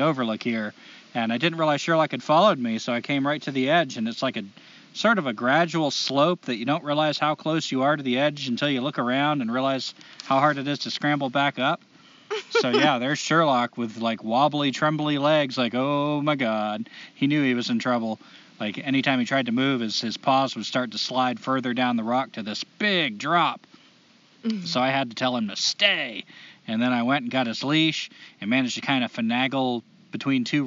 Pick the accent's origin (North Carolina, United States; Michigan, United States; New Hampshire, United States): New Hampshire, United States; Laconia; I was born in New Hampshire, Laconia, New Hampshire